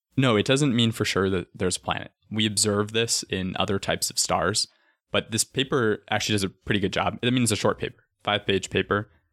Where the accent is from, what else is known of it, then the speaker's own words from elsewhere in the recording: Arizona, United States; Growing up in Arizona